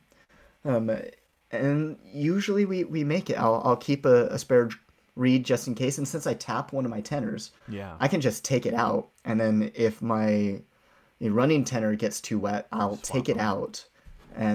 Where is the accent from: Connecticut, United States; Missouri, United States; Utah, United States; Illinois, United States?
Utah, United States; Ogden; I grew up in Ogden. I am a Ben Lomond alumni